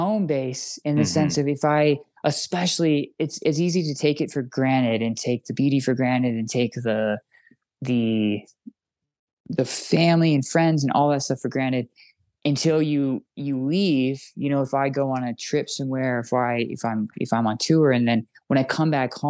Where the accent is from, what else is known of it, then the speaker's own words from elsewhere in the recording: Idaho, United States; I'm from Idaho